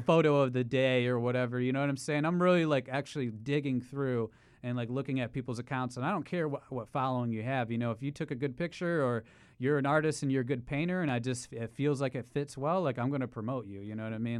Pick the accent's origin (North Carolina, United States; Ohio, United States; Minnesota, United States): Ohio, United States; moved away as an adult; now in New York City, United States; I'm actually not a born New Yorker, but I've been here for eight years. Um, I'm from Ohio